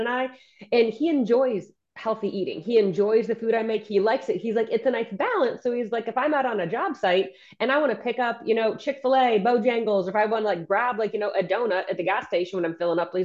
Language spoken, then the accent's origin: English; Ohio, United States; moved away; I'm from Ohio originally. So I'm from the Midwest